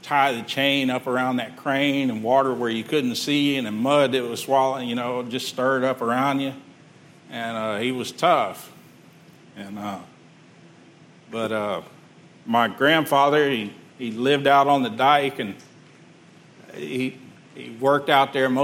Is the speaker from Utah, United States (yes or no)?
no; Texas City, Texas, United States; I grew up in Texas City